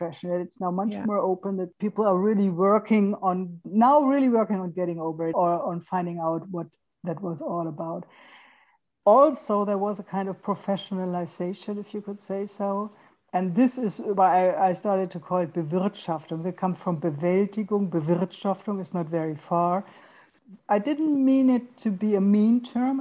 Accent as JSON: {"language": "English", "region": "western Germany", "country": "Germany", "tie": "born or raised there", "second_language": "English", "said": "in Western Germany, where I grew up in the Federal Republic"}